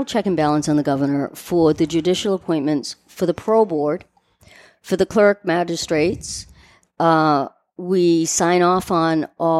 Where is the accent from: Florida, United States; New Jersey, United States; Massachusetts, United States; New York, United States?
Massachusetts, United States; North Shore; also born or lived in Washington, D.C.; So I currently live on Cape Ann in Gloucester. I grew up on the North Shore.